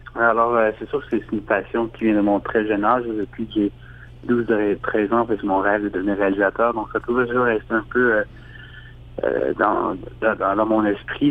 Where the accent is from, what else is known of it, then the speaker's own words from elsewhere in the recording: Montreal, Quebec, Canada; je suis réalisateur et euh, je viens de Montréal